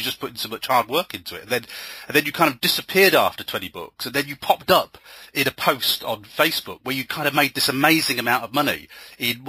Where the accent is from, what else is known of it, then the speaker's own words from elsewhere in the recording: England, United Kingdom; an English author